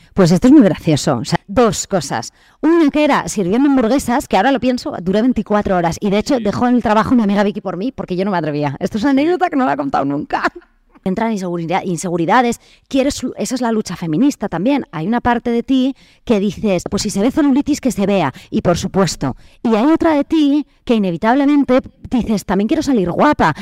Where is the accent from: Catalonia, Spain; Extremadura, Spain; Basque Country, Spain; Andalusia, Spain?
Basque Country, Spain; Vitoria-Gasteiz; moved away as an adult; also born or lived in Bidart, French Basque Country, France; now in Madrid, Spain; Me crío allí eh, un poco entre las dos, te digo. O sea, como siempre, País Vasco francés, entre Vidar, que es mi pueblo, y Vitoria